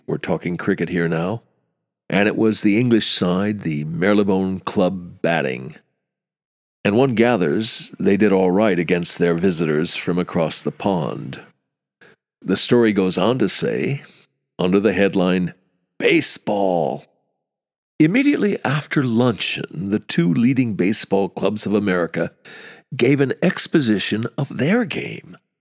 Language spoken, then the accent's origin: English; United States; as an American, an American who played baseball as a kid